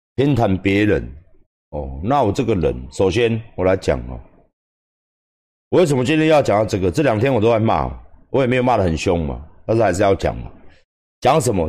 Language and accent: Chinese; Taiwan; 不是我们台湾人没有感情，我们台湾人真的很有感情，我们台湾人真的很愿意帮助别人